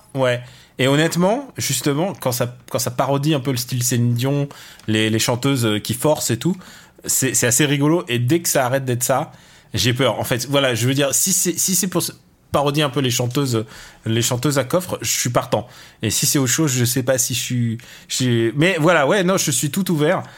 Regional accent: Russia; je suis russe

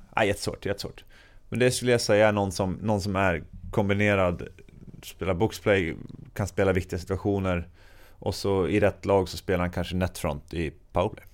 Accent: Sweden; som svensk man

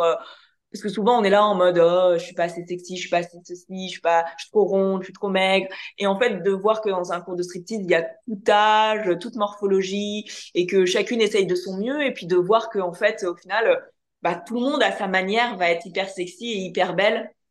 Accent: France; accent: French; avec mon accent français

